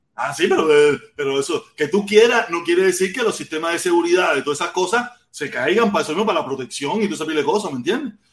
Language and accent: Spanish; Havana, Cuba; moved away as an adult; now in Miami, United States; Yo tengo la suerte de haber nacido en La Habana. Yo soy de La Poma